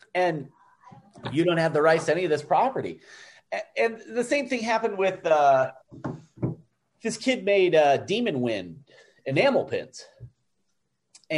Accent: Toledo, Ohio, United States; We're both from Toledo.

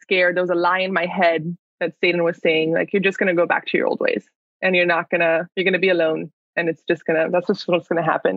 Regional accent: Miami, Florida, United States; I'm coming from Miami, Florida, which is where I grew up

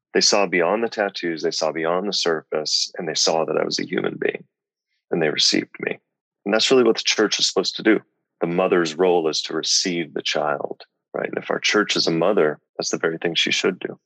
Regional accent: Lincoln, Nebraska, United States; also born or lived in Omaha; I grew up in Lincoln

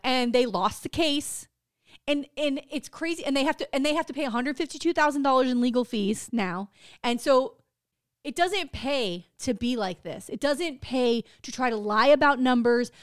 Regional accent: United States; I'm an American

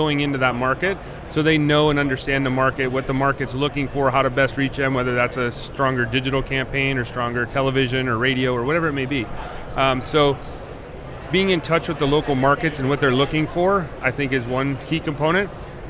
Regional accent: Western Pennsylvania, United States; also born or lived in Chicago; now in Tampa area, United States; I'm originally from Western Pennsylvania. I spent about 16 years in Chicago, and the last four I've been in that area.

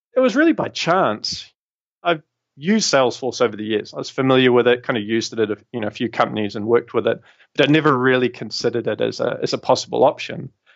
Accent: New Zealand; moved away as an adult; also born or lived in London, United Kingdom; I'm obviously from New Zealand originally

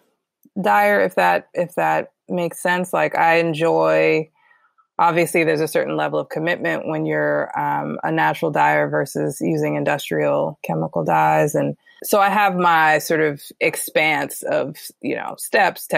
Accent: Fort Washington, Maryland, United States; moved away as an adult; also born or lived in New York / California; now in Baltimore, United States; raised between Fort Washington, Maryland, PG County

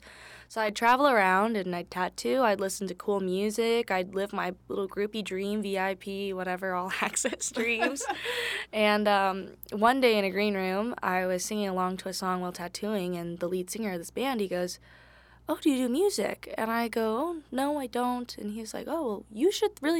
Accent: California, United States; moved away as an adult; now in Lexington, United States; I'm from California

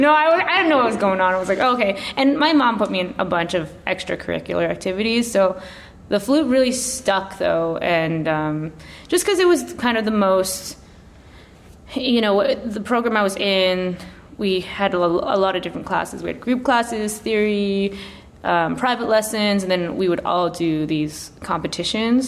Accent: Chilliwack, British Columbia, Canada; also born or lived in Dagenham, London, England; now in Toronto, Canada; my family moved to Canada when I was three, so I grew up mostly in a town called Chilliwack, British Columbia

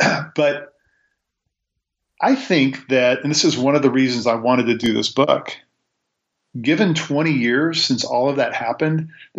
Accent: Kansas City, Missouri, United States; I'm from Kansas City, Missouri.

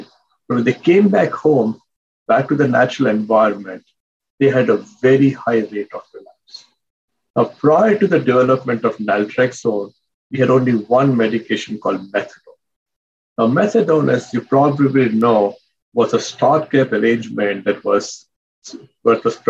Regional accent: India; moved away as an adult; now in United States; I came as an immigrant from India

